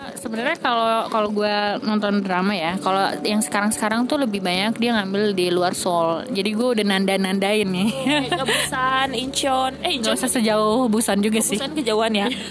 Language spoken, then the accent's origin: Indonesian; Jakarta, Indonesia; kita Jakarta